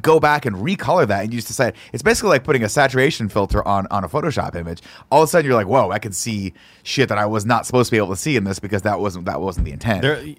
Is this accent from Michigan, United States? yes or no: no; Kansas, United States; born there; Well, you know, I was born in Kansas.